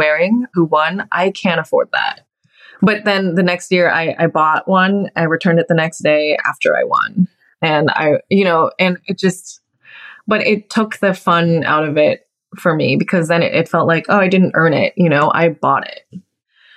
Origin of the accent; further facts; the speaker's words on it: Texas, United States; moved away; also born or lived in New York; I'm from Texas